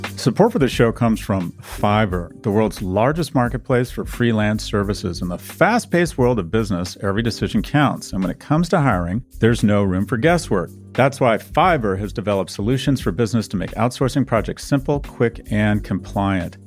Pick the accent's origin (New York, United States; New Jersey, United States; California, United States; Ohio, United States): California, United States; Los Angeles; I grew up in Westwood